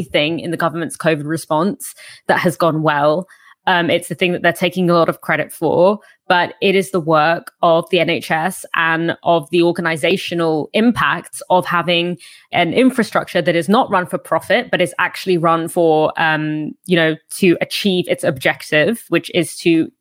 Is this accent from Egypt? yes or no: yes; Egypt; moved away; my home country where a lot of my family live in Egypt